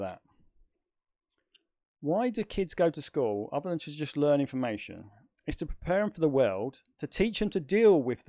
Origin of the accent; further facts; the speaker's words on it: United Kingdom; I would say second to none, but then of course I'm British, so yeah. I'm biased.